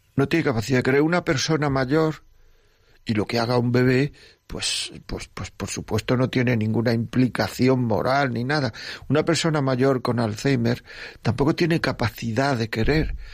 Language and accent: Spanish; Granada, Andalusia, Spain; yo soy de Granada